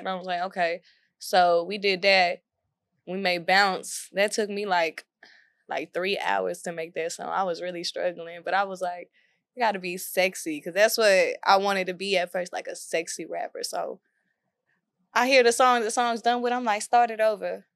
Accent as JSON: {"language": "English", "town": "Waco", "region": "Texas", "country": "United States", "moved": "as an adult", "lives_now": "Dallas, United States", "said": "I'm from South Waco, Waco, Texas."}